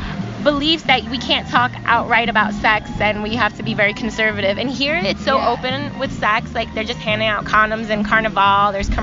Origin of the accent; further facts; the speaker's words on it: New York City, New York, United States; and we're from New York.